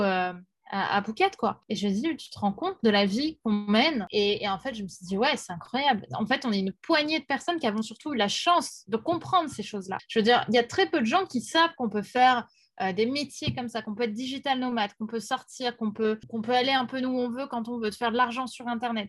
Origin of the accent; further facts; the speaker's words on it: Paris, Île-de-France, France; Je suis parisienne